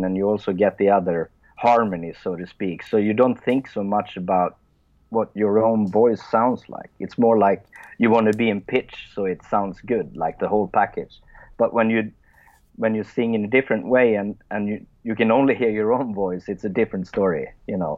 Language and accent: English; Sweden; English is a second language; English is not my first language, since I'm Swedish